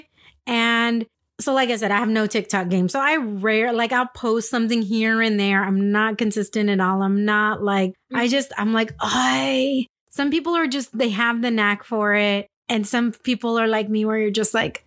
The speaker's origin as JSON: {"language": "English", "town": "San Diego", "region": "California", "country": "United States", "tie": "born or raised there", "also_born_or_lived": "Albuquerque, New Mexico / Chandler, Arizona / Dallas, Texas", "moved": "as an adult", "said": "I grew up in San Diego."}